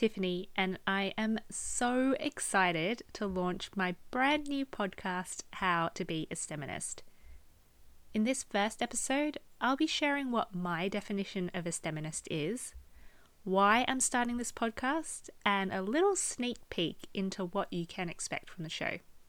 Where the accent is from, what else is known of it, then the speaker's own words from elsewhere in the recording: Melbourne, Victoria, Australia; also born or lived in Hong Kong; now in Bristol, United Kingdom; I am from Melbourne, Australia. I lived there for most of my life. I was actually born in Hong Kong, spent the first, 8 months of my life there, so it's not a big memory of mine. And now I live in Bristol in the UK